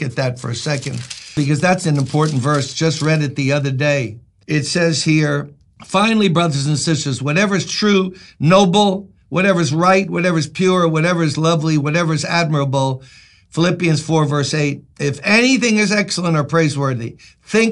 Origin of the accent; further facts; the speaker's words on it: New York City, New York, United States; I'm born and raised in Brooklyn